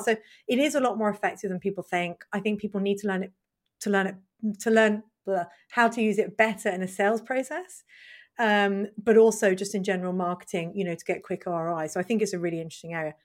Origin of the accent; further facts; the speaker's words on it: United Kingdom; us being British